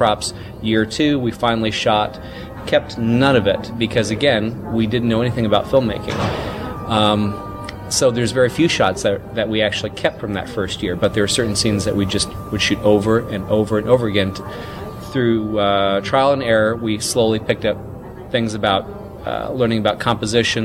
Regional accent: Mississippi, United States; born or raised there

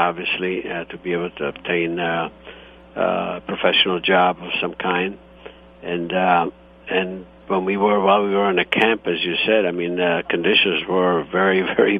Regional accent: Istria County, Croatia; born or raised there; now in United States

